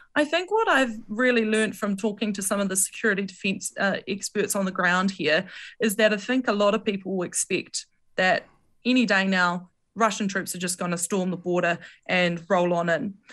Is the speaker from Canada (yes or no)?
no; New Zealand; being a New Zealander